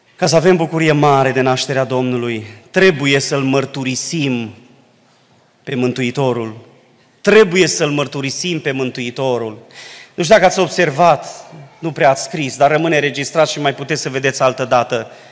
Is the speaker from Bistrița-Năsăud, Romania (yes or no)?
yes; Dobric, Bistrița-Năsăud, Romania; now in Baia Mare, Romania; cei ce suntem din Dobric, aici, acasă